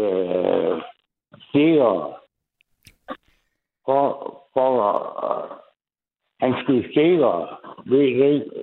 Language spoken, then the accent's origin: Danish; Jutland, Denmark; accent: Jutlandic; jeg snakker jysk.